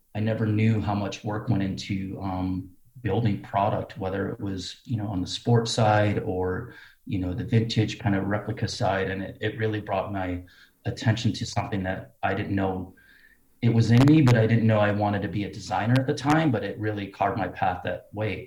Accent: Cedar Rapids, Iowa, United States; growing up in a, well, not necessarily a small town, but uh, let's say a humble town in Cedar Rapids, Iowa

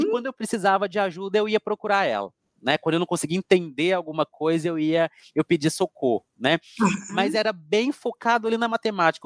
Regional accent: Coronel Fabriciano, Minas Gerais, Brazil; moved away; also born or lived in Juiz de Fora; estudei em Juiz de Fora, professora, mas a minha cidade natal é Coronel Fabriciano

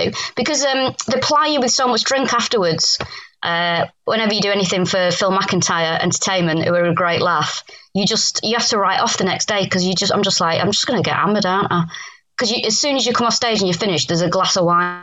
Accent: Manchester, North West England, United Kingdom; now in London, United Kingdom; I'm from Manchester, people dress up more for nights out

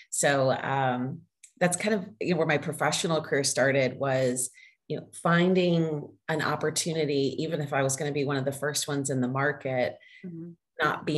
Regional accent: Southern United States, United States; accent: Southern; I worked with a voice coach to help reduce my Southern accent at the time.

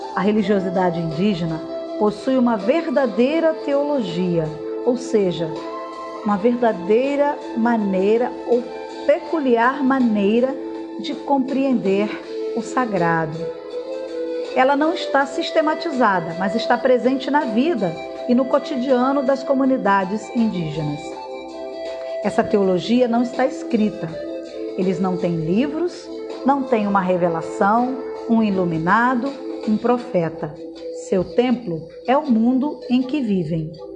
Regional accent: Brazil

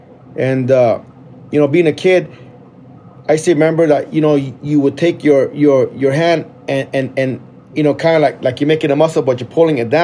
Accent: Mesa, Arizona, United States; Yeah, grew up in Mesa.

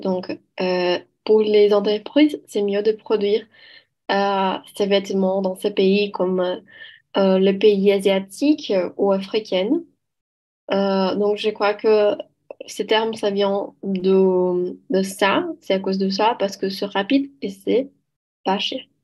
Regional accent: Belo Horizonte, Minas Gerais, Brazil; French is a second language; je viens de Belo Horizonte, à Minas Gerais

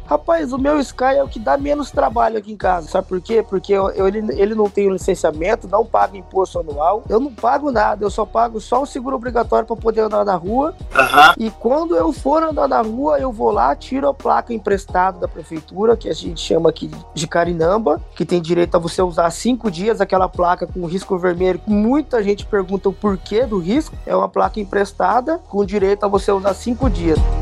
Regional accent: Brazil; moved away; levar para conhecer o Brasil, uhum. conhecer a minha avó, conhecer aonde eu vim, né? Da a minha vida, né? Da onde eu nasci, da onde eu vim

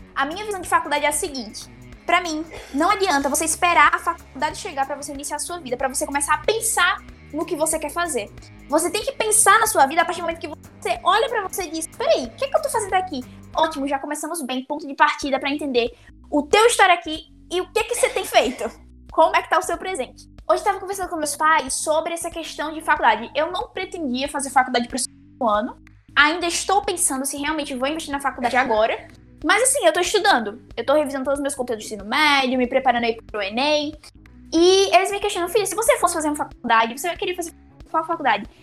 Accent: sertão of Alagoas, Brazil; eu tenho história em Alagoas, eu tenho história no sertão alagoano

